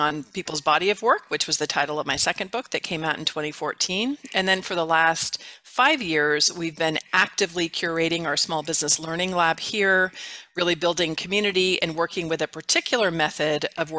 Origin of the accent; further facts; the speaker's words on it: California, United States; moved away as an adult; now in Mesa, United States; I'm from California originally